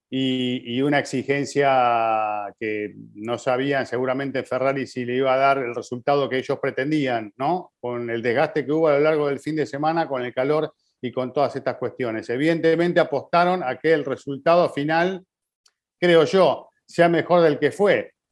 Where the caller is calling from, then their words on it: Culiacán, Sinaloa, Mexico; Hola, ¿cómo están? … de Culiacán, Sinaloa, México.